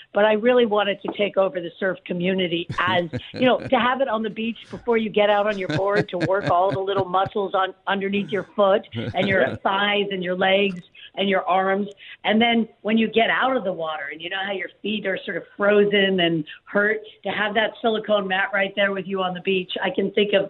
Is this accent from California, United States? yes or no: yes; Malibu, California, United States; I grew up in Malibu